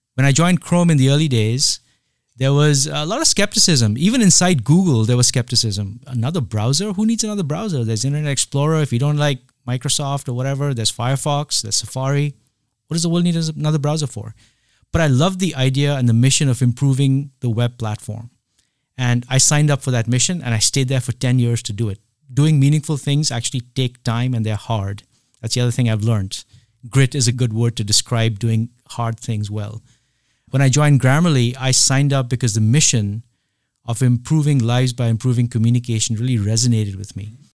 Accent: India; moved away; I grew up in India at a time when, uh, it's not the India of today.

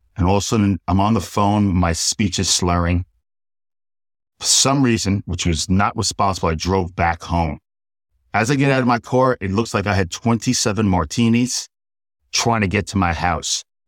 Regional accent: Port Washington, New York, United States; I grew up in New York, and I was raised by my mother

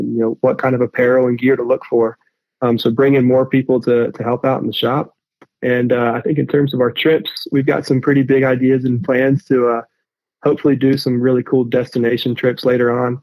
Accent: Boone, North Carolina, United States; I grew up in Boone

